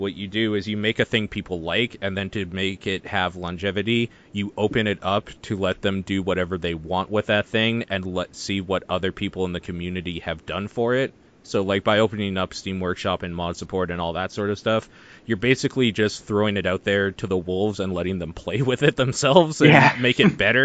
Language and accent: English; Canada; I'm Canadian.